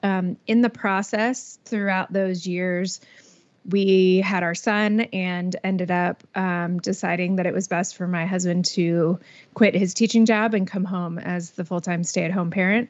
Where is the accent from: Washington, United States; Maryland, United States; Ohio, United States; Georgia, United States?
Georgia, United States; Atlanta; moved away as an adult; now in Bryan College Station, United States; I was born and raised in Atlanta